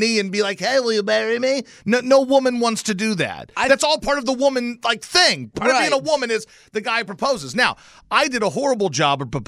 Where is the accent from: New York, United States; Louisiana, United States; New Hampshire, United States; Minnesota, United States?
Louisiana, United States; moved away; I'm from Louisiana